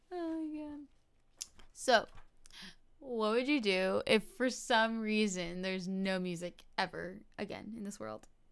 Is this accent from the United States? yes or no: yes; New Jersey, United States; now in Florida, United States; I grew up in New Jersey and I currently reside in Florida